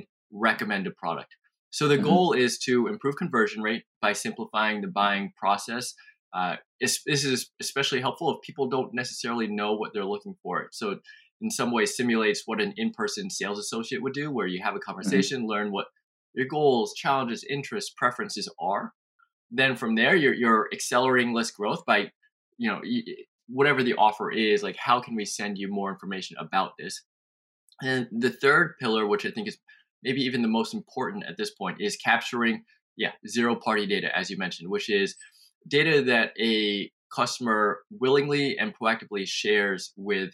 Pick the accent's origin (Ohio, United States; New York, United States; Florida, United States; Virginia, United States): New York, United States; New York City; moved away as an adult; also born or lived in California / San Francisco; now in Austin, United States; I was born and raised in New York City, and lived on the East Coast for most of my life